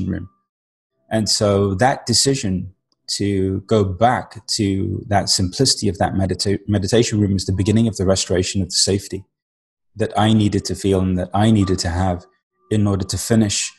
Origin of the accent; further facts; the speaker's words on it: London, United Kingdom; being Indian on the weekends, we'd go see all these saints and sages and gurus because London had a big Indian population at the time